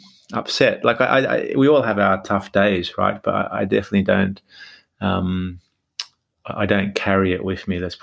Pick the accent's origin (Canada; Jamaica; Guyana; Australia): Australia; I'm Australian, and when they moved from Turkey to Australia